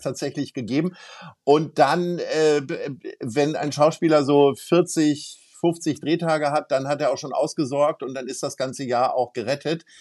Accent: Hamburg, Germany; wir als Hamburger

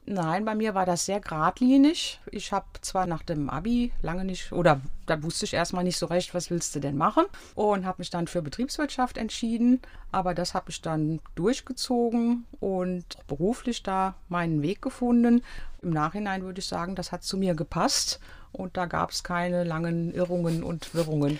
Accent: Aachen, North Rhine-Westphalia, Germany; moved away as an adult; also born or lived in Netherlands / Jülich / Cologne / Frankfurt; now in Harxheim, Germany; Ich bin groß geworden im Rheinland. Aachen und Jülich waren die Stationen.

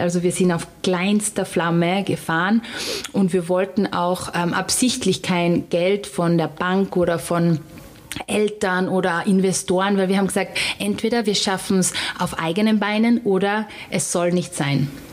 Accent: Styria, Austria

